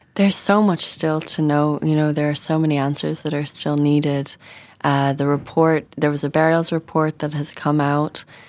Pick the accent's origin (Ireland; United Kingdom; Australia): Ireland; Dublin, Leinster; a young woman growing up in Dublin